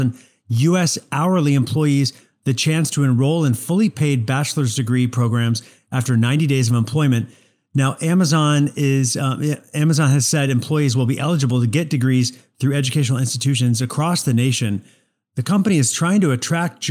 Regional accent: Missouri, United States; moved away; I'm from Missouri? I was born and raised in Missouri.

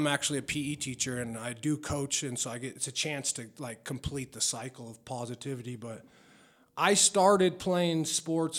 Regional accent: Denver, Colorado, United States; also born or lived in Wheat Ridge, Colorado / Lakewood, Colorado; I grew up in North Denver.

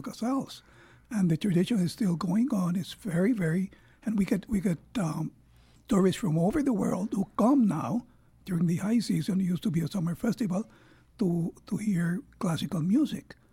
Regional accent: Puerto Rico; also born or lived in United States; I was born in Puerto Rico

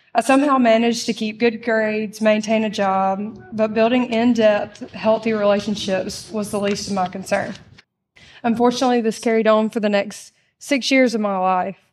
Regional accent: Mississippi, United States; I was raised here in Mississippi, um, just thirty minutes away

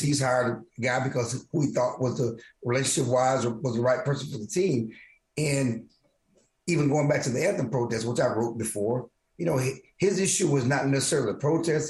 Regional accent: Texas, United States; I grew up in the South. I grew up in Texas

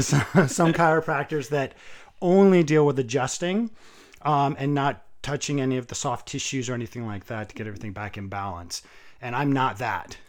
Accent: New England, United States; also born or lived in Vermont / New Hampshire / Massachusetts; I was born in Massachusetts. Um, I lived the first seventeen years of my life in Vermont, New Hampshire, and Massachusetts, kind of, like, all around through there

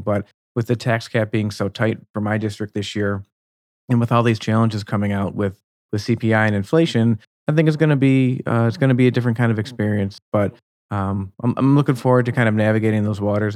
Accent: Buffalo, New York, United States; moved away; I'm originally from the Buffalo, New York region

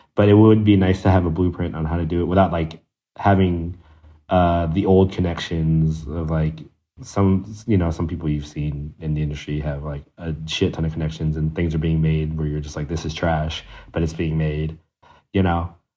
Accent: DMV, United States; I'm also from the DMV

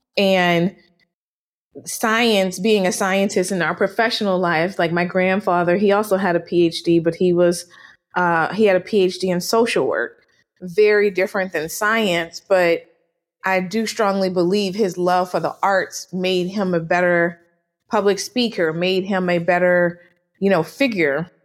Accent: New Orleans, Louisiana, United States; moved away as an adult; also born or lived in Washington, D.C. / Atlanta / Nashville / New York; I am born and raised in was born and raised in New Orleans, Louisiana

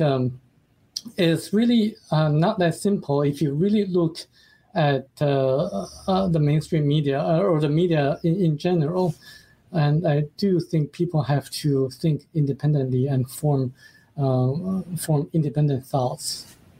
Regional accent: China; moved away; that country is my home country

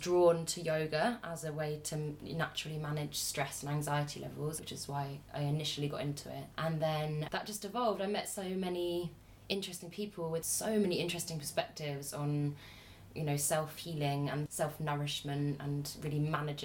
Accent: England, United Kingdom; we have as women growing up in the West, or at least in England

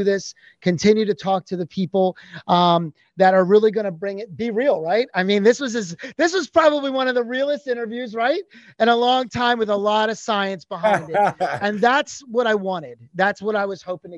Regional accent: Pennsylvania, United States; also born or lived in New York; now in Florida, United States; I'm from Pennsylvania originally

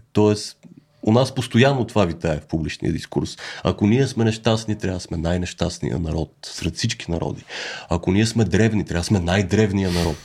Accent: Bulgaria; moved away; сме българи

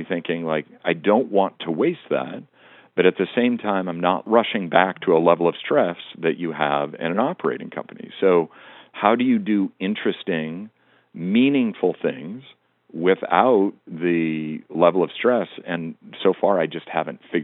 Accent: Western Montana, United States; I grew up in Western Montana

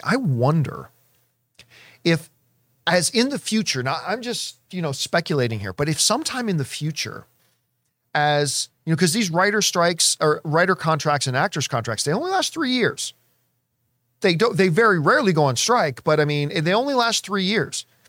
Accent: Canada; a Canadian who walked around in a lot of snow

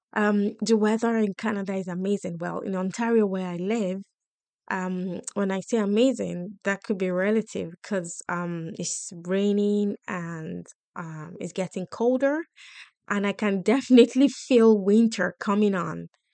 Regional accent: Nigeria; moved away as an adult; also born or lived in United Kingdom; I come from Nigeria in Africa, and I came with, like, work ethics

